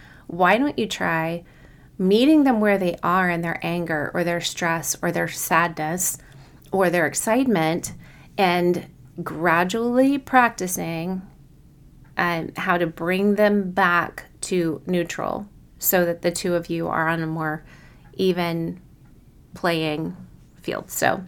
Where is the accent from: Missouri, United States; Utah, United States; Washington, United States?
Missouri, United States; Kansas City; I was from Kansas City and had basically no accent in contrast to other parts of other regions of the country.